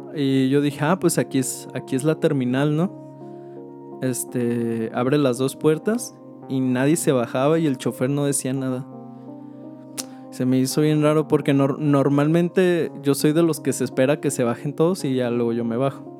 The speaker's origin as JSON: {"language": "Spanish", "town": "Guadalajara", "region": "Jalisco", "country": "Mexico", "said": "acá de, donde somos, de Guadalajara"}